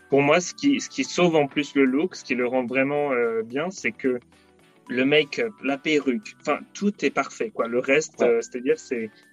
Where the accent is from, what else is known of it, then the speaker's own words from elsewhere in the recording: Paris, Île-de-France, France; moved away; pour avoir vécu à Paris, puisque je viens de Paris à la base